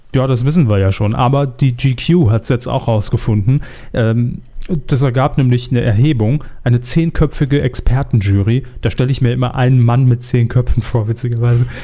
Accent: Saarland, Germany; wir kommen ja beide aus dem Saarland

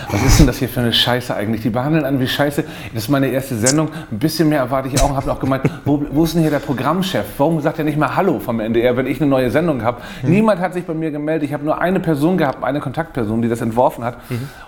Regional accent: Hamburg, Germany; Ich komme ja ursprünglich aus Hamburg und habe dann, wollte dann eigentlich beim Hamburger Journal arbeiten

